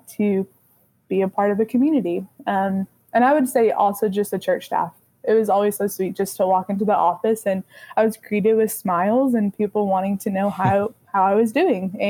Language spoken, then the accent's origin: English; Rusk, Texas, United States; moved away as an adult; now in Nacogdoches, United States; I'm originally from Rusk, Texas, which is this small town in East Texas, and it's only about 35, 40 minutes from here.